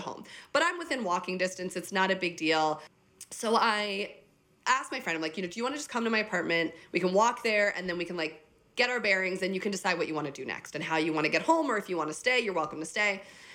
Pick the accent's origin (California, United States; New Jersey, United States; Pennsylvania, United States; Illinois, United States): New Jersey, United States; also born or lived in Chicago; now in New York City, United States; I was born and raised in New Jersey